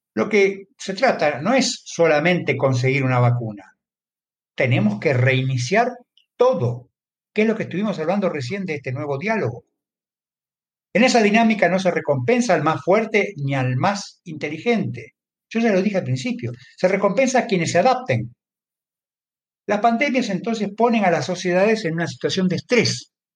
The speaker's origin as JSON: {"language": "Spanish", "country": "Argentina", "said": "En mi país, por ejemplo, en Argentina"}